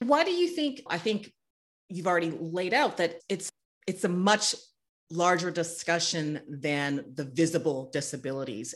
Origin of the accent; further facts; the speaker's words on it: North Carolina, United States; now in Chicago, United States; The pine smell that I grew up with in North Carolina